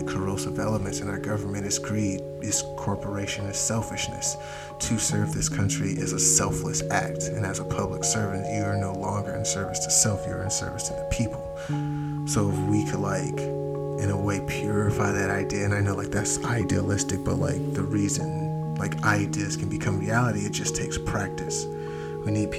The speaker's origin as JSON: {"language": "English", "country": "United States", "said": "as an American"}